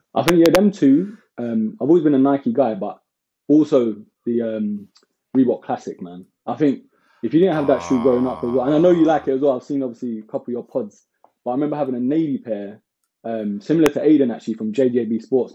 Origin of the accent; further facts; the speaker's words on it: London, United Kingdom; also born or lived in Hackney; I moved when I was around like eight years old to like Walthamstow like East London